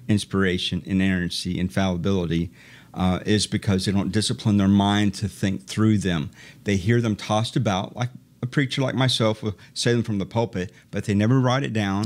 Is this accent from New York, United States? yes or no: no; Iowa, United States; also born or lived in Dayton, Ohio; I grew up in Iowa